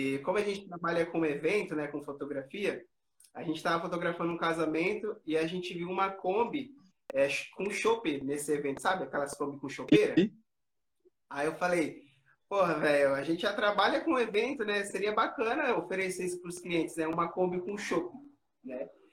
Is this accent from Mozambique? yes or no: no; Americana, São Paulo, Brazil; a gente é aqui de Americana, interior de São Paulo.